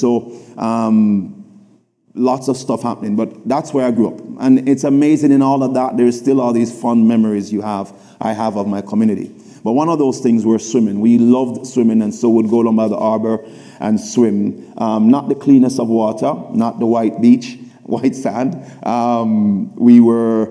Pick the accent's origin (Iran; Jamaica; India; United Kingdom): Jamaica; Kingston; I grew up in Jamaica, Kingston, in a community called Southside, Raytown.